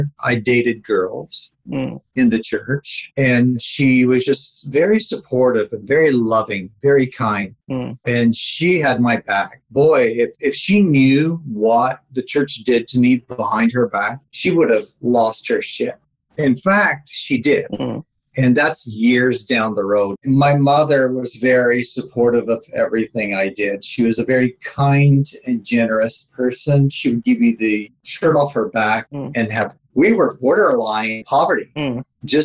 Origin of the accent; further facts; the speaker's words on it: Kannapolis, North Carolina, United States; accent: Southern American; now in Canada; my hometown, Kannapolis, North Carolina